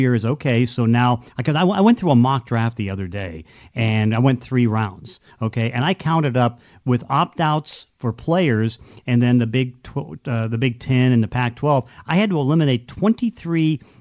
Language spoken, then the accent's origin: English; Pittsburgh, Pennsylvania, United States; now in Seattle, United States; I came from Pittsburgh